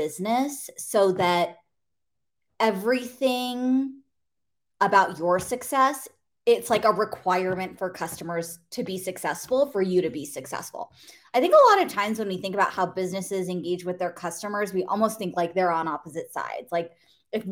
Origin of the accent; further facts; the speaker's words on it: the Bay Area, California, United States; I grew up in the Bay Area.